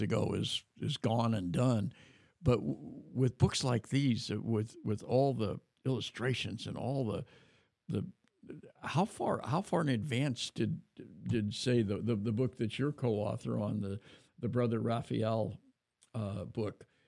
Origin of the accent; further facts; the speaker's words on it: California, United States; California to my hometown